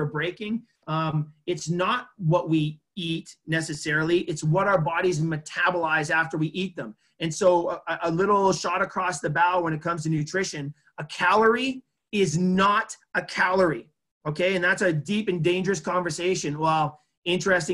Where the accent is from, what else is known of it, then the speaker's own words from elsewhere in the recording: Edmonton, Alberta, Canada; my hometown here in Edmonton